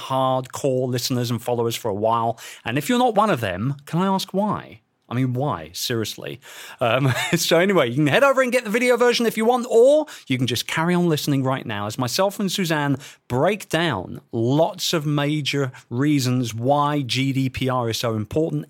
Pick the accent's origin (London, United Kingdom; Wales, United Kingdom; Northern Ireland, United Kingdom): London, United Kingdom; my hometown of London